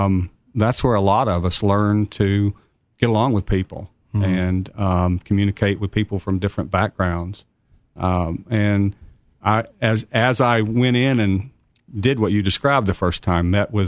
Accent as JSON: {"language": "English", "town": "Knoxville", "region": "Tennessee", "country": "United States", "tie": "born or raised there", "said": "I grew up in Knoxville, went to Tyson Junior High and West High School and UT."}